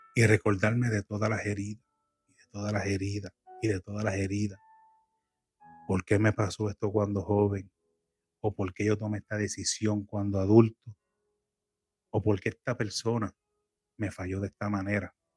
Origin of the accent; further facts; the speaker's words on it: Puerto Rico; now in United States; yo soy puertorriqueño y extraño mucho la comida criolla de Puerto Rico